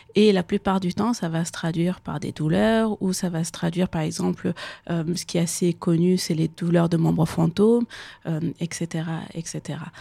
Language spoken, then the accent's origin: French; Kabul, Afghanistan; moved away; je suis née à Kaboul, j'ai grandi en Afghanistan